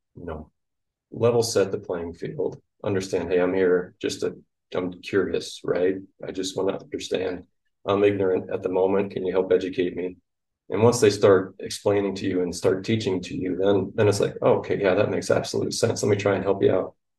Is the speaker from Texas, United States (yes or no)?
no; Iowa, United States; Hard Iowa Cooperative, which is my hometown co-op